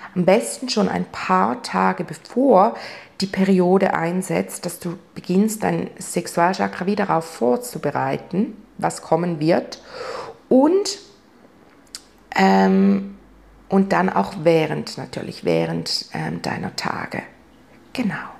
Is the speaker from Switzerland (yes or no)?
yes; Switzerland; bei uns in der Schweiz